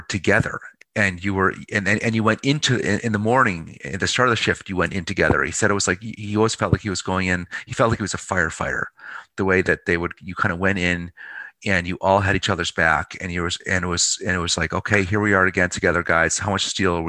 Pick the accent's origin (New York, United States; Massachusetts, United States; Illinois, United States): Massachusetts, United States; Pittsfield; now in Baltimore, United States; my hometown of Pittsfield, Mass, you know, GE town, former GE town, Western Mass